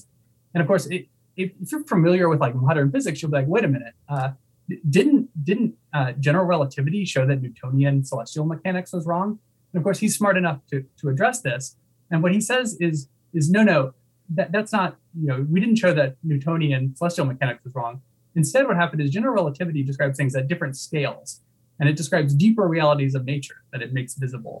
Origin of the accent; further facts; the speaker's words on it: Texas, United States; I grew up in Texas.